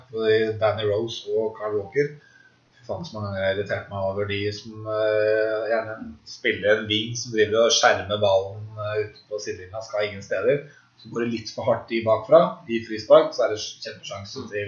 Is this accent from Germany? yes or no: yes; Germany; Jeg er tysk. Jeg er tysk.